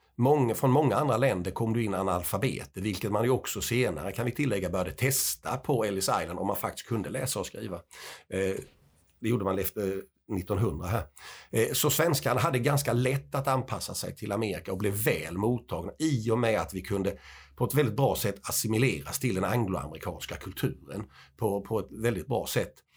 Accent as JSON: {"language": "Swedish", "region": "Småland", "country": "Sweden", "said": "eftersom jag är smålänning så har jag ju en del emigranter"}